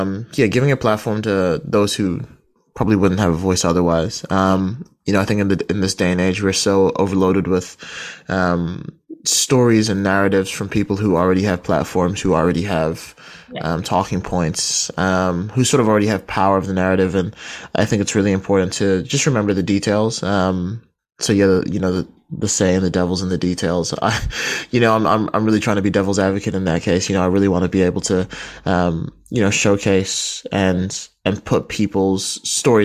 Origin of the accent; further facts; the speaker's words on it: Kaitaia, Northland, New Zealand; moved away as an adult; also born or lived in Barbados; now in Wellington, New Zealand; I'm originally from Barbados, but I was raised in Kaitaia